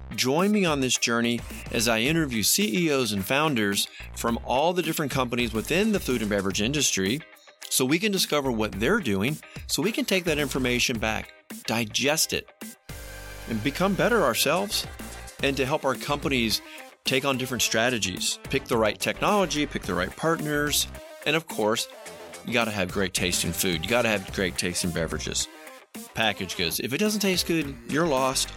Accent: Georgia, United States; I'm from Georgia

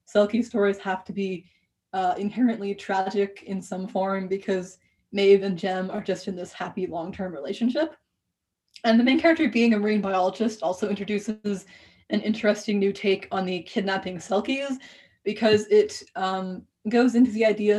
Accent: New England, United States; I grew up around the New England Ocean.

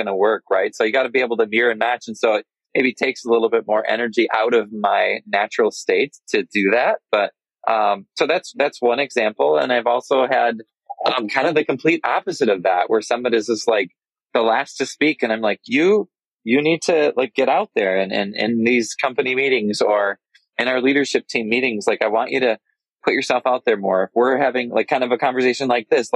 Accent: Michigan, United States; I'm from Michigan, and Michigan winters can be cold

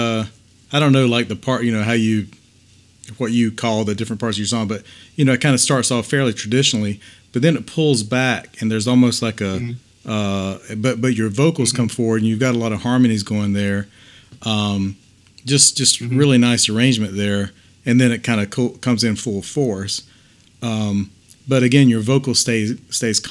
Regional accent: England, United Kingdom; moved away; in England, my hometown

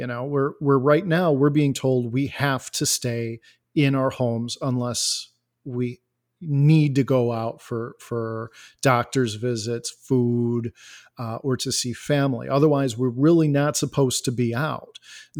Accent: Elgin, Illinois, United States; I am a software developer. I am from Elgin, Illinois.

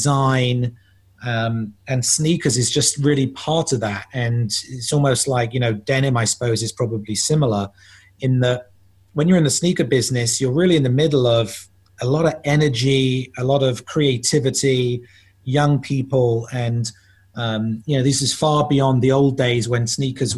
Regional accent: London, United Kingdom; I'm from England. I'm from the suburbs of London, in fact, Southwest London.

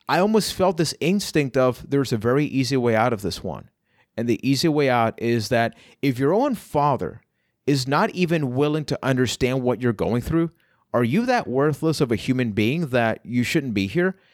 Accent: Puerto Rico; I am from Puerto Rico

